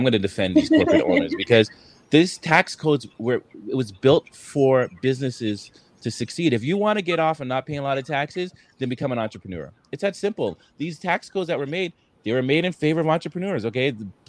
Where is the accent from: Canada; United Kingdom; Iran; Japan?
Canada; as a Canadian